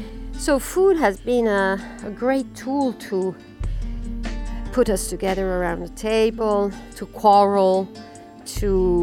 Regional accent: Palermo, Sicily, Italy; Yes, I grew up in Palermo. I left when I was 18

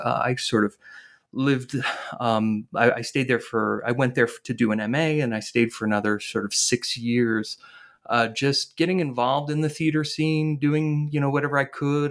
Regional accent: northern New Jersey, United States; I grew up in in northern New Jersey

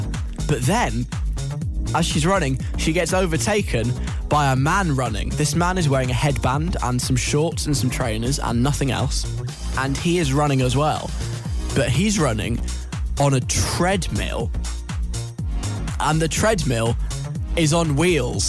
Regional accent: London, United Kingdom; I grew up in Northwest London

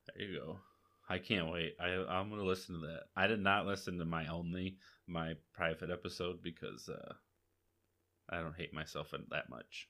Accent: Akron, Michigan, United States; I'm from Akron," and they haven't heard of my little tiny town

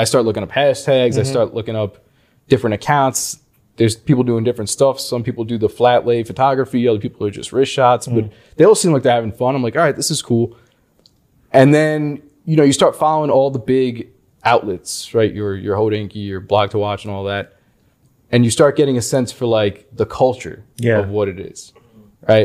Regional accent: Long Island, New York, United States; I'm from Long Island, New York

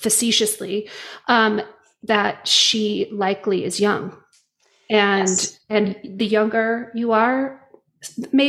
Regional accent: Utah, United States; I'm from Utah, raised Mormon.

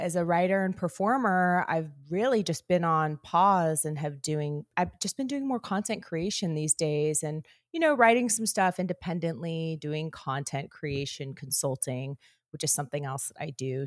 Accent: Northern California, United States; I grew up in Northern California

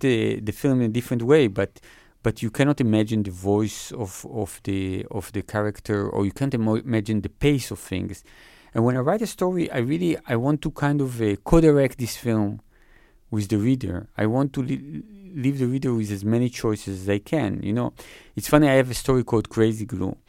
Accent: Israel; I grew up in Israel

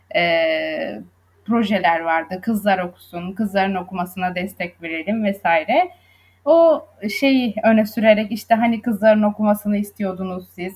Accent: Söke, Aydın, Turkey; moved away as an adult; now in Izmir, Turkey; Aydınlıyım aslen. Söke'de doğdum. İlkokul ve ortaokulu, liseyi Söke'de tamamladım.

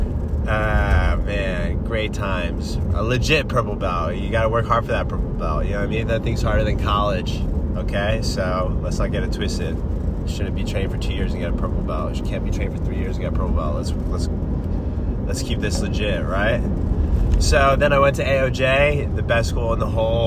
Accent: New Jersey, United States; moved away as an adult; also born or lived in Los Angeles / Orange County / Philadelphia; now in Boulder City, United States; I grew up in New Jersey

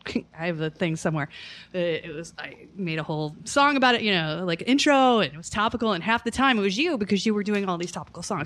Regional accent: Ohio, United States; moved away as an adult; also born or lived in New York; I was from Ohio

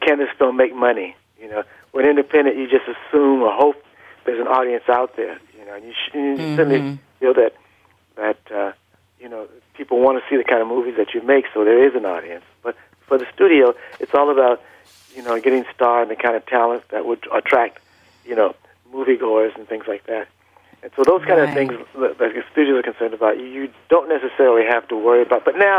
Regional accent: Los Angeles, California, United States; also born or lived in Vicksburg, Mississippi; I was born in Mississippi. I was born in Vicksburg, Mississippi. But you know, we moved out to Los Angeles at a very early age. I was still in diapers when I came out here.

